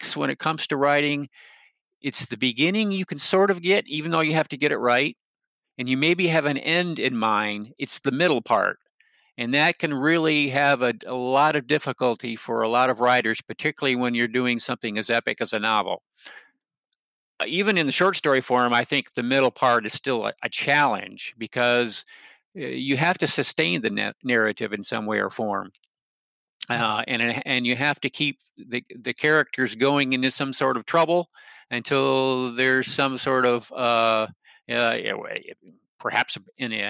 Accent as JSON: {"language": "English", "region": "Michigan", "country": "United States", "tie": "born or raised there", "moved": "yes", "lives_now": "North Carolina, United States", "said": "I grew up in Michigan. I actually, in many ways, still consider myself a Michigander, but I have actually lived in North Carolina since 1979."}